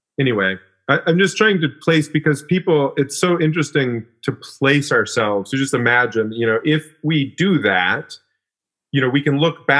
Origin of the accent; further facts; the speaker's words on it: Alaska, United States; I grew up in Alaska